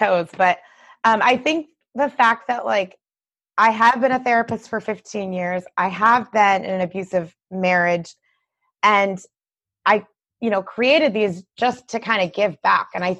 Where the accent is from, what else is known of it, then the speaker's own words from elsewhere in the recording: Michigan, United States; I'm from Michigan, you know. I'm a Midwesterner. I'm from Michigan